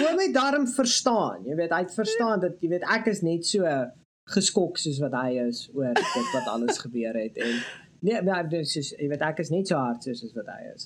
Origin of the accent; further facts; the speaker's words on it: South Africa; Ek is 'n fucking Suid-Afrikaner